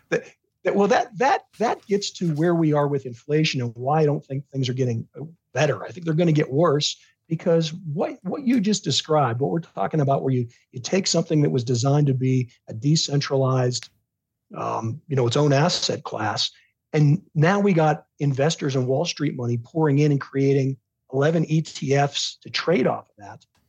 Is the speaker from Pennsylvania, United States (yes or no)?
yes; Pittsburgh, Pennsylvania, United States; I grew up in the Pittsburgh in the late 1970s. I was a teenager.